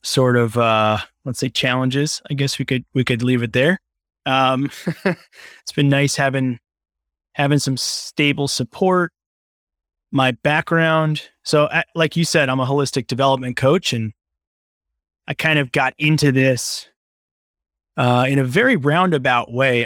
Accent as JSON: {"language": "English", "area": "Long Island", "region": "New York", "country": "United States", "tie": "born or raised there", "also_born_or_lived": "Brooklyn, New York", "said": "I grew up on Long Island in New York"}